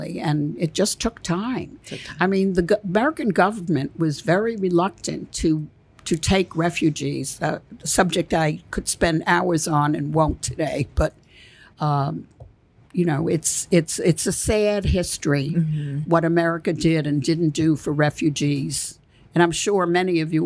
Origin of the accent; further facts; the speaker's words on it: Belgium; moved away; I was born in Belgium, and I had family still there